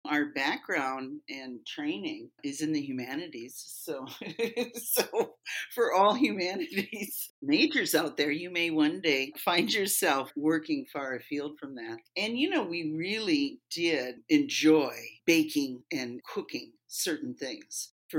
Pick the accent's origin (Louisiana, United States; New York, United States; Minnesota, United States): Minnesota, United States; Twin Cities Metro; moved away as an adult; also born or lived in Illinois; I grew up in Minnesota around the Twin Cities Metro, and then I met my life partner and now my business partner, Tahir, in Illinois.